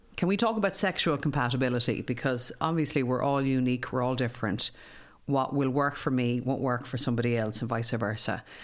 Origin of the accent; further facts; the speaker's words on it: Ireland; us as Irish people